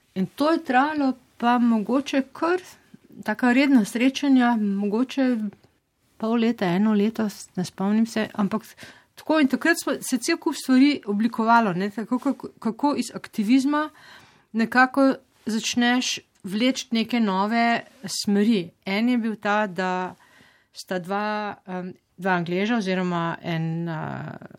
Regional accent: Slovenia; moved away

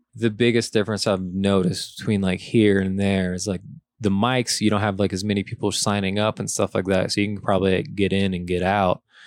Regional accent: Lafayette, Louisiana, United States; moved away as an adult; also born or lived in New Orleans; I moved there from Lafayette

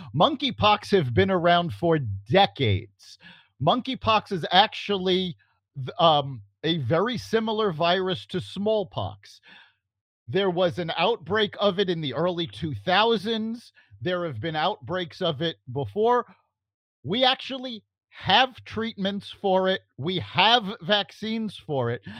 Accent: New York City, New York, United States; I grew up in New York City

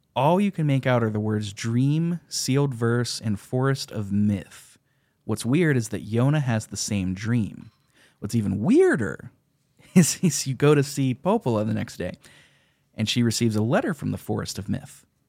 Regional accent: United States; as an American

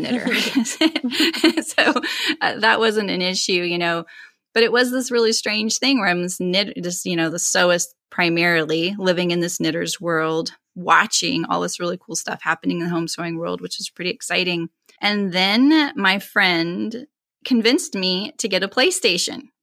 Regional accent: California, United States; originally from California, and that's where I reside now

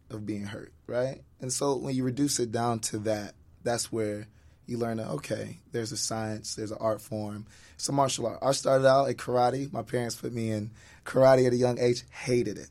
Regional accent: Atlanta, Georgia, United States; moved away as an adult; growing up in Atlanta

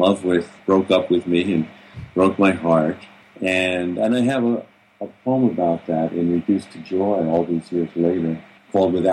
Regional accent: Long Island, New York, United States; I grew up on Long Island, you know, outside of New York City

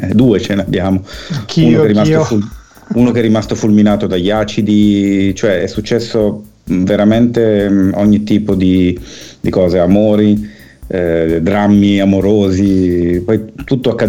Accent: Milan, Lombardy, Italy; Io sono nato nel 70 e sono cresciuto a Milano in un eh, quartiere eh, che all'epoca era periferico, adesso è quasi in centro perché la città è cresciuta a dismisura

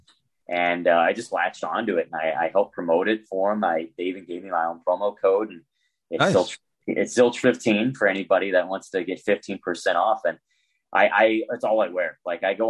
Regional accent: St. Louis, Missouri, United States; I'm from St. Louis. I'm born and raised

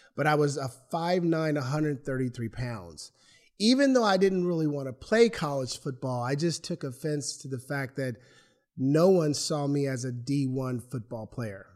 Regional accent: Portland, Oregon, United States; also born or lived in Lake Oswego, Oregon; I grew up in Northeast Portland, thirteenth and Killingsworth

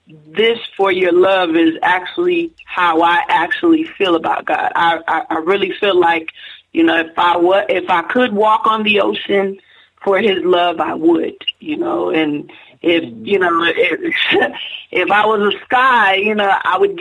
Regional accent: Miami, Florida, United States; now in Lakeland, United States; I'm really from Miami, Florida. Right now, I stay in a city called Lakeland, Florida. We're in Polk County. But I'm originally from Miami, Florida

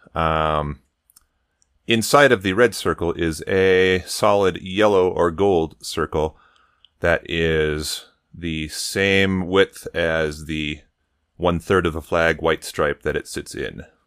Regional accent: Colorado, United States; I'm from Colorado

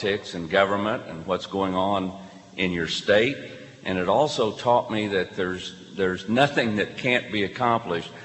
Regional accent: Muskogee, Oklahoma, United States; I grew up in Muskogee, Oklahoma

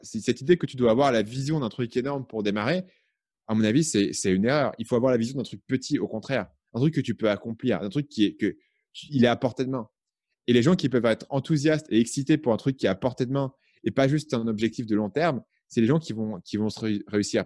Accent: Paris, Île-de-France, France; moved away as an adult; also born or lived in Vietnam; J'ai grandi à Paris

